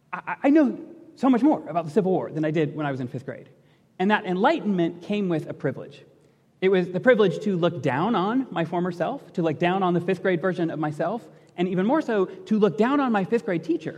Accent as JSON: {"language": "English", "town": "Portage", "region": "Michigan", "country": "United States", "tie": "born or raised there", "said": "I grew up in Portage, Michigan, went to public schools in Portage, Michigan"}